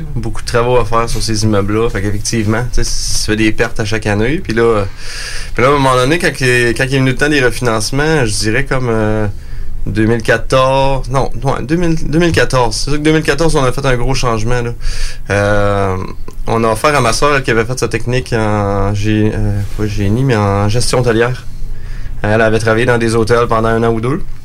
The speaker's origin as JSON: {"language": "French", "town": "Montmagny", "region": "Quebec", "country": "Canada", "tie": "born or raised there", "said": "je suis né sur la ferme. Dans le fond, mon père, lui, a démarré l'entreprise en 78 on vient de la région de Montmagny"}